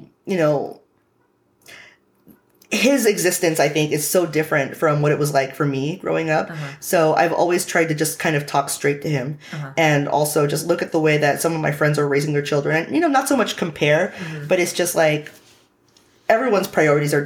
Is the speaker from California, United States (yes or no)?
yes; Hayward, California, United States; also born or lived in San Diego; I was raised in Hayward